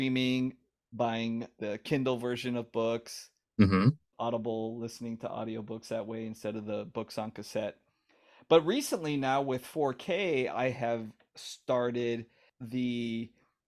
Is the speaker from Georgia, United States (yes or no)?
no; Hawaii, United States; moved away; also born or lived in Florida; I grew up in Hawaii